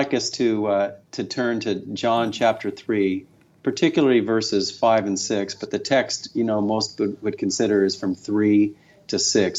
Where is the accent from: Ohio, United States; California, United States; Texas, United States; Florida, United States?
California, United States; Orange County; also born or lived in San Diego; We were raised in Orange County and down in San Diego.